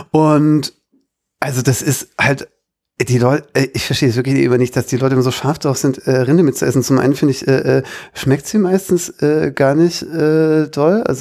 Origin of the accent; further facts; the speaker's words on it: Baden-Württemberg, Germany; ich bin ja Schwabe, jetzt ist es raus.